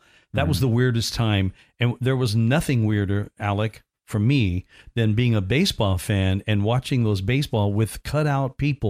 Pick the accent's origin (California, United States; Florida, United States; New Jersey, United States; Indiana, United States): Indiana, United States; And it was all set in where I grew up in Indiana. And some of the games are played in southern Indiana in this movie. And just within 40 miles of where I grew up and lived.